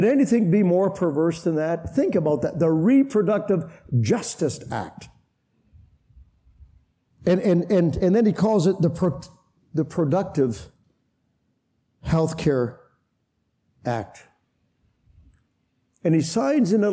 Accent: Canada; I come from Canada

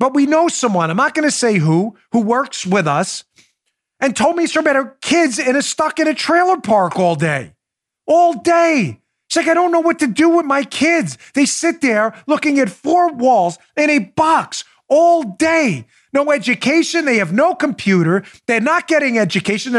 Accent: New York, United States; moved away; I come from New York

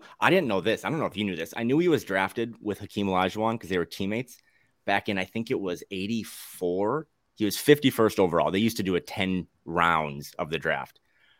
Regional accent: North Dakota, United States; I'm from North Dakota

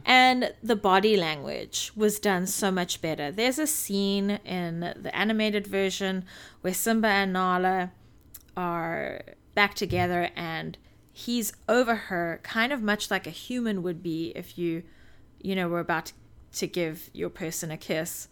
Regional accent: South Africa; moved away; while I was growing up in South Africa

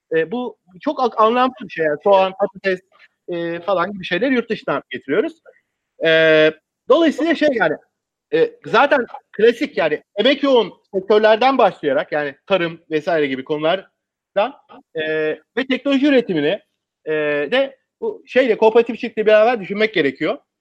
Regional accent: Bergama, İzmir, Turkey; Ben İzmirliyim, işte Bergamalıyım.

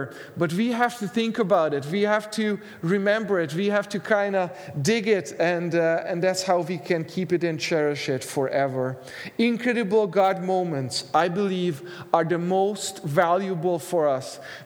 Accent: Hungary; now in Canada; Every time I go home to Hungary, I'm originally from Hungary.

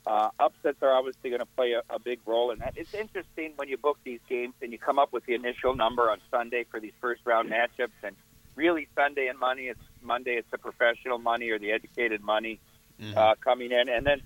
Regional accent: Iowa, United States; I'm from Iowa.

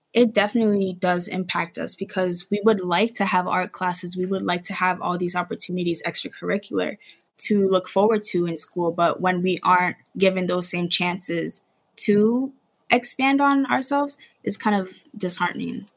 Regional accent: New York City, New York, United States; I grew up in the Bronx. I've always gone to school in the Bronx until high school

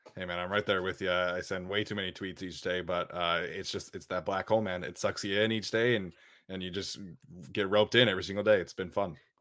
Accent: Utah, United States; growing up in Utah, uh, it, was, it was a lot of Broncos fans

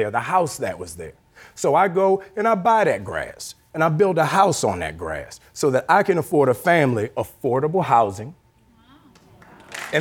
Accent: New Orleans, Louisiana, United States; I'm from New Orleans

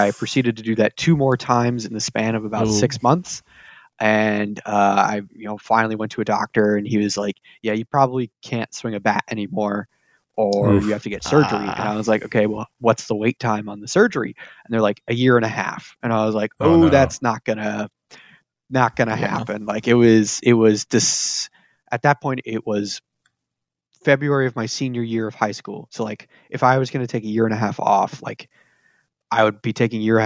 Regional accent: Placerville, California, United States; now in Roseville, United States; I grew up in Placerville, California

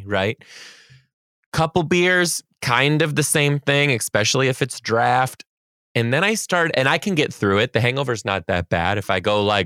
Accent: Michigan, United States; now in Seattle, United States; I grew up in Michigan

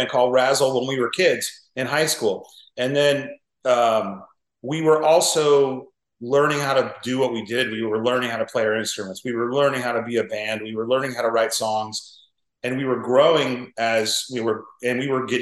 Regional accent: Orange County, California, United States; when we were kids growing up in Orange County

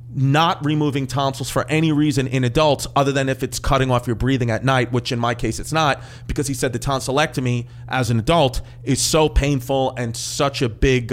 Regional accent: New York, United States; I grew up in New York

